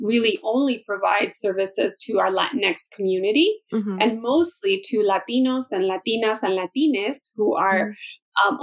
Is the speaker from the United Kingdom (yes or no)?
no; El Salvador; now in United States; I'm an immigrant from El Salvador